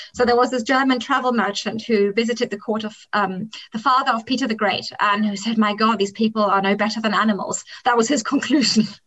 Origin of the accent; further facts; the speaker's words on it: Kenya; English is a second language; moved away; I grew up in the African highlands, and Kenya was a place that attracted, in former times, very many British families